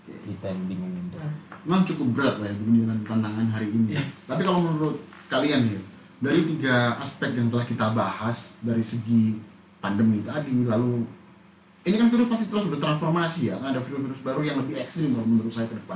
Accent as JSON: {"language": "Indonesian", "country": "Indonesia", "accent": "Javanese"}